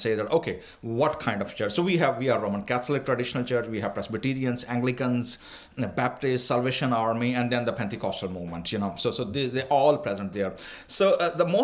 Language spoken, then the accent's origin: English; Punjab, Pakistan; myself, Dr. Abel, and the majority of the Christians belong to Punjab and Punjabi-speaking church